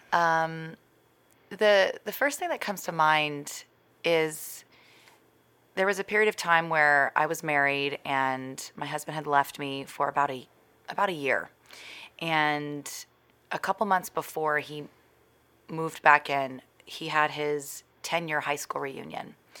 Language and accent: English; Texas, United States; moved away; also born or lived in California / New York; my hometown is in Texas